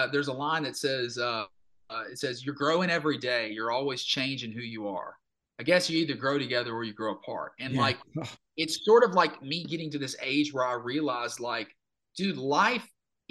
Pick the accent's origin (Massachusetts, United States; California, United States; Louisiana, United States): Louisiana, United States; Minden / Cotton Valley; moved away as an adult; now in Nashville, United States; I had a huge like affinity for my hometown. Like I loved my hometown. And I always thought I was going to move back. I was like, I'll move back to like Minden or something, or right up the road from Cotton Valley